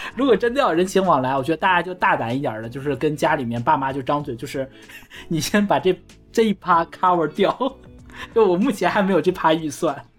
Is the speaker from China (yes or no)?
yes; China; 我们中国人过年就是开心